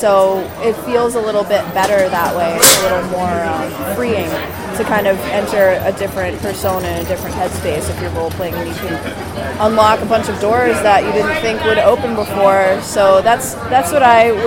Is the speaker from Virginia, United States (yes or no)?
no; Boston, Massachusetts, United States; moved away as an adult; now in Providence, United States; I was born and raised in Boston originally